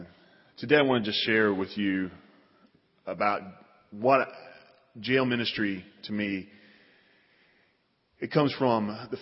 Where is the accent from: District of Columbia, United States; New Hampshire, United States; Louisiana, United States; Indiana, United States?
Indiana, United States; Evansville; I come from Evansville. Don't hold it against me. I have been living here, though, long enough, I think, because it's starting to wear off on me.